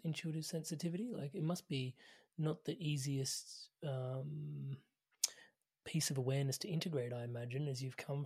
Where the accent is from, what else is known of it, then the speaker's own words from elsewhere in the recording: India; As an Indian